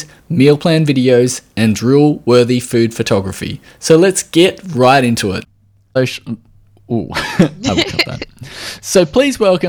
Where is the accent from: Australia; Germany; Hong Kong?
Australia